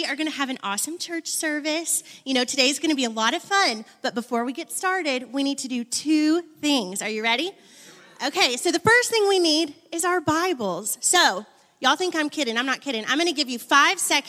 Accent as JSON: {"language": "English", "town": "Buffalo", "region": "New York", "country": "United States", "tie": "born or raised there", "said": "I grew up in Buffalo, New York."}